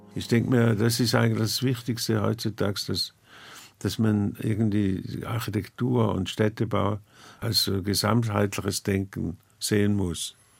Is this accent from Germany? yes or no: no; near St. Gallen, Switzerland; Ich komme aus der Nähe von St. Gallen